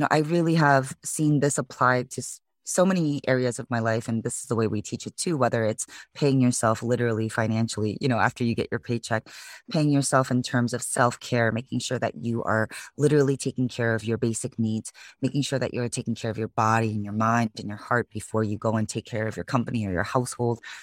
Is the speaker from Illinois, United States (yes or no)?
yes; Chicago, Illinois, United States; moved away as an adult; now in San Francisco, United States; originally born and raised in Chicago, Illinois, so I'm a Midwest girl